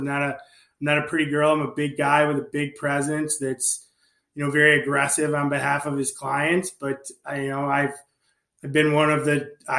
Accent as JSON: {"language": "English", "region": "New York", "country": "United States", "moved": "yes", "lives_now": "Naples, United States", "said": "I'm from New York"}